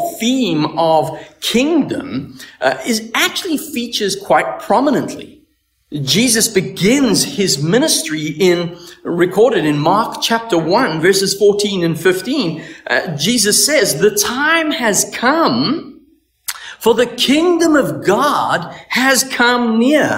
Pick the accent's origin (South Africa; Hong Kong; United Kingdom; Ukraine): South Africa; now in Canada; I'm from South Africa